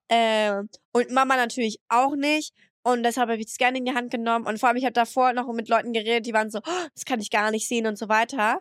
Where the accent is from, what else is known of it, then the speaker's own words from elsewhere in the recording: France; now in Germany; ich bin in meine Heimat angekommen